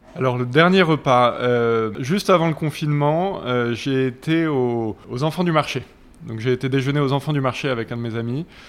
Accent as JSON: {"language": "French", "town": "Paris", "region": "Île-de-France", "country": "France", "tie": "born or raised there", "said": "moi, je suis un vrai Parisien. J'ai grandi à Paris euh, dans le 6e"}